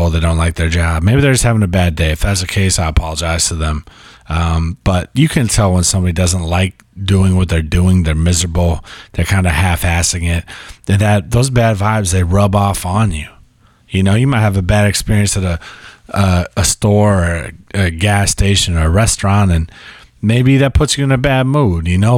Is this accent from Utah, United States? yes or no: no; California, United States; born there; I'm a California King because I was born in California.